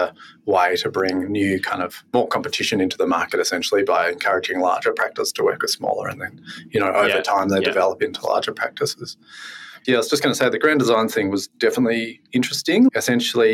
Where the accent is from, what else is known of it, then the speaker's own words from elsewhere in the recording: Yackandandah, northeast Victoria, Australia; also born or lived in Tasmania; I'm from Yarkandanda, like northeast Victoria.